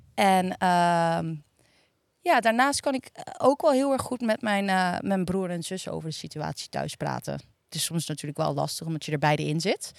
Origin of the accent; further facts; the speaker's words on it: Hillegom, South Holland, Netherlands; Ik kom uit Hillegom